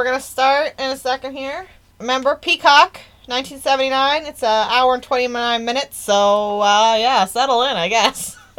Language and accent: English; United States